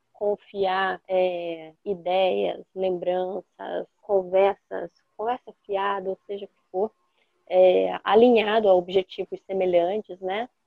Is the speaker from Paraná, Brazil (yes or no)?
yes; Rebouças, Paraná, Brazil; now in Foz do Iguaçu, Brazil; eu estava na minha cidade natal, que é Rebouças, eu não sou de Foz do Iguaçu originalmente